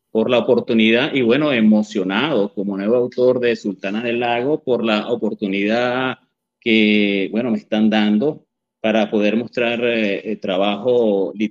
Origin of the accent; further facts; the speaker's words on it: Barquisimeto, Lara, Venezuela; yo soy de Barquisimeto, pero me fui a estudiar eh, periodismo en la Universidad del Zulia.